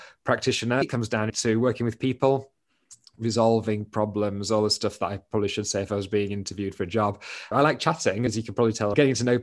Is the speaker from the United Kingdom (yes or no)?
yes; Doncaster, Yorkshire and the Humber, United Kingdom; moved away as an adult; I am originally from Doncaster